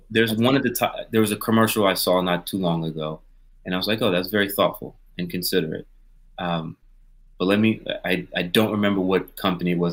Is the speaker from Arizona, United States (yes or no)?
no; Pensacola, Florida, United States; I grew up in in in Pensacola, Florida, which is a more conservative area